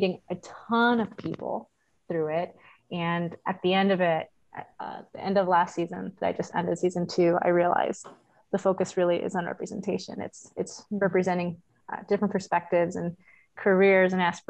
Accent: Cicero, Illinois, United States; I grew up in Chicago. I grew up in Cicero, and it's a little town like next to it. You could throw a rock and you're in Chicago

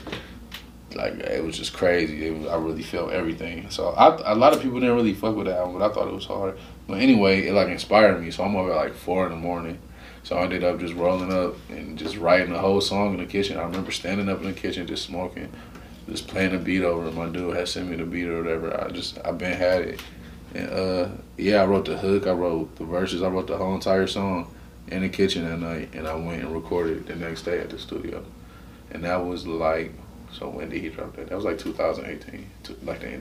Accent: Cleveland, Ohio, United States; accent: Cleveland

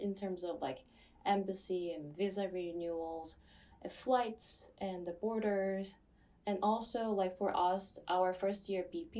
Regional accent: Seoul, South Korea; English is a second language; moved away as an adult; from Seoul, also becoming a second year this year.

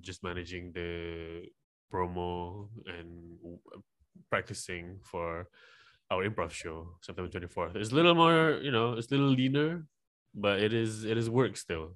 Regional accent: Malaysia; I'm from Malaysia

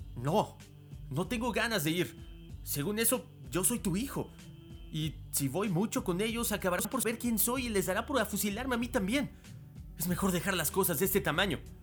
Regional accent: Mexico; unirnos como mexicanos

